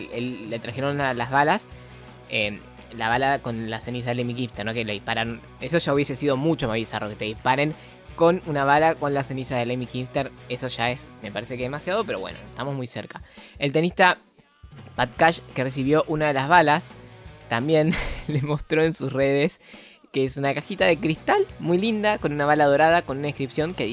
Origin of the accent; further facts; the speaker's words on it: Buenos Aires, Argentina; Yo soy de Villorquiza y él de Villa Porredón